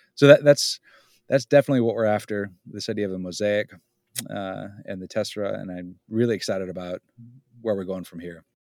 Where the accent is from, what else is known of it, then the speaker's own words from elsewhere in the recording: Southern California, United States; moved away; also born or lived in Pennsylvania; I grew up in Southern California as a kid, and it was kind of a cosmopolitan, uh, experience